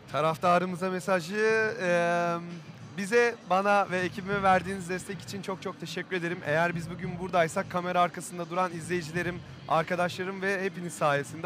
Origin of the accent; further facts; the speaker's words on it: Burdur, Turkey; moved away; ben küçük bir şehirden çıkma bir adamım. Burdur gibi bir yerden yani. E, Burdur'dan çıktım. 70 bin nüfusu vardı doğduğum yerin.